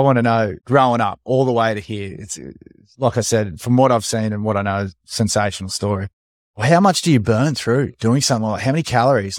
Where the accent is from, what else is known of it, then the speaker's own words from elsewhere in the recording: Sunshine Coast, Queensland, Australia; Growing up on the Sunshine Coast